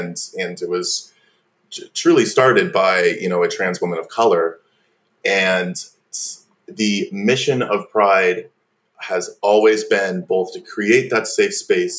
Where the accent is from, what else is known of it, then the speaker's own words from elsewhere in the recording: Corning, New York, United States; I'm 22 years old. I grew up in Corning, New York